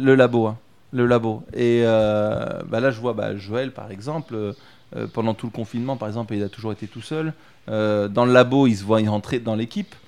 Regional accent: Lyon, Auvergne-Rhône-Alpes, France; moved away as an adult; also born or lived in Berry (Indre) / Épinal; now in Indre, France; Moi, je suis lyonnais à la base. Je suis un vrai gonne de Gerland

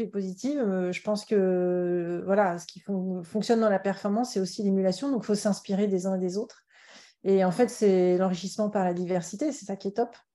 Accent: Paris, Île-de-France, France; je suis née à Paris, mais mes parents sont de la Méditerranée, donc Montpellier et, Carcassonne

